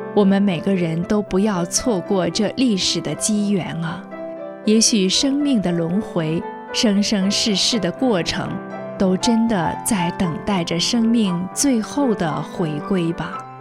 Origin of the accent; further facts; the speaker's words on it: China; 我们中国人